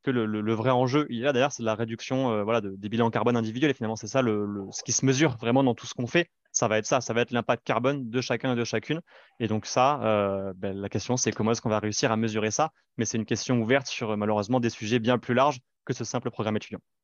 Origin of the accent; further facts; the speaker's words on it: Libourne, Nouvelle-Aquitaine, France; en ayant grandi euh, à Libourne en Gironde, pas loin de Bordeaux